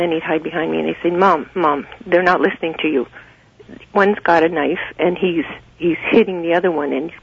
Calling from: Creemore, Ontario, Canada; The Creemore area.

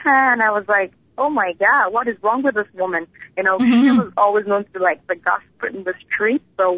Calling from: Lagos, Nigeria; I'm calling from Lagos, Nigeria.

